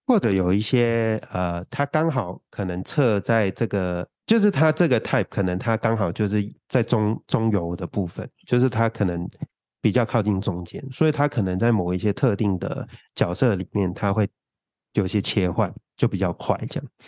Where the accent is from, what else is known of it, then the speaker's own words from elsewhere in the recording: Hong Kong; 我在香港，香港长大